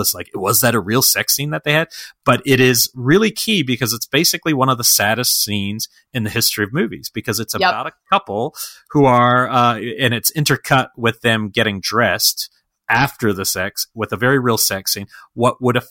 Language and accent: English; New Zealand; When I was 21, I don't know, I was visiting from New Zealand